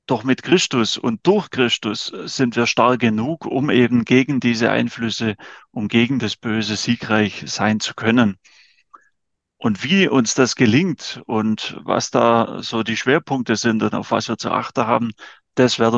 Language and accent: German; Wittershausen, Baden-Württemberg, Germany; die erste Hälfte meines Lebens habe ich in Wittershause in Mühlbach verbracht, also bin ein Kind des Bezirks